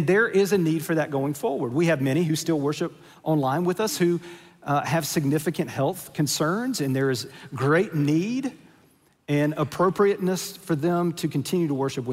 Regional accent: United States; we're American

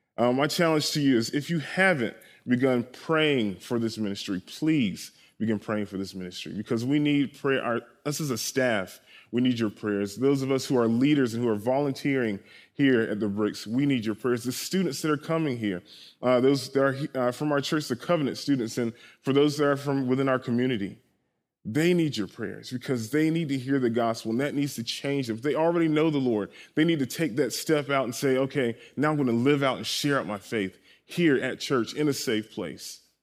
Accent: Columbia, South Carolina, United States; I was born and raised in Columbia, South Carolina

